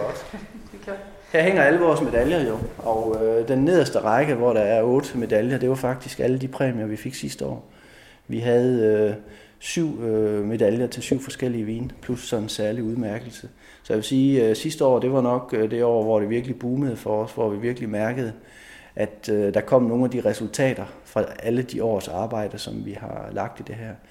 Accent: Denmark; her hjemme i Danmark

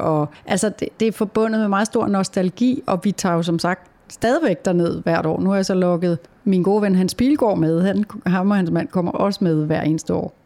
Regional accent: Taastrup, Capital Region of Denmark, Denmark; Hjemme hos mig i Tostrup, hvor jeg er vokset op med min mor, far og søster

